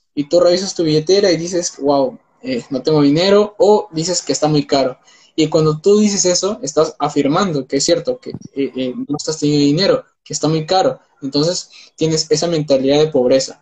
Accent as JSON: {"language": "Spanish", "country": "Peru", "said": "soy de Perú"}